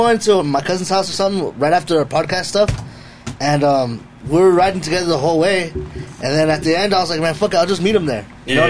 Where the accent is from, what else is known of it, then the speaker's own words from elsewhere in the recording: Salt Lake City, Utah, United States; Yeah, I grew up in Salt Lake. My family moved here in 96.